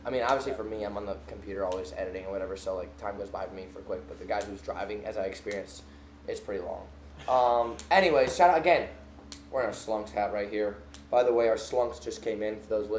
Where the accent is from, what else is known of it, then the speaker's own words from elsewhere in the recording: Hawaii, United States; Like, when they ask, where are you from? And we're like, oh, Hawaii, California.